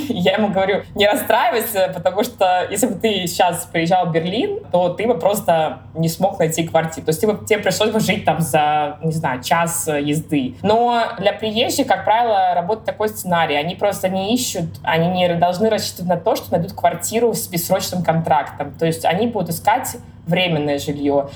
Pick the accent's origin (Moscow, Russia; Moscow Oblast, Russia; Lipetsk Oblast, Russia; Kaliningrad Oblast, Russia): Kaliningrad Oblast, Russia; Kaliningrad; now in Berlin, Germany; я из Калининграда